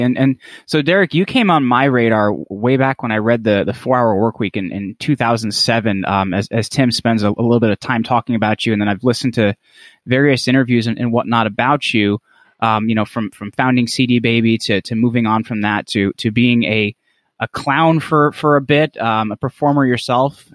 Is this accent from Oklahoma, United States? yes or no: no; northern New Jersey, United States; I'm from New Jersey, but I'm from, like, northern New Jersey